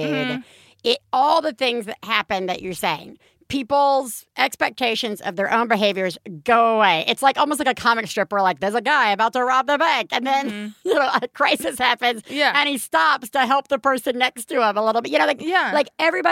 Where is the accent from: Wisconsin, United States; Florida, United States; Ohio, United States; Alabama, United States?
Alabama, United States; my hometown in Alabama